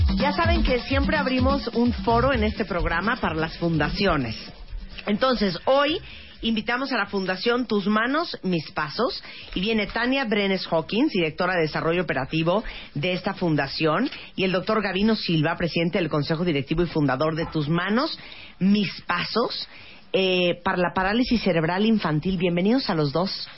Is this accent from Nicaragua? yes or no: yes; Nicaragua; moved away as an adult; now in Mexico; soy nicaragüense, vivo en México desde hace ocho años.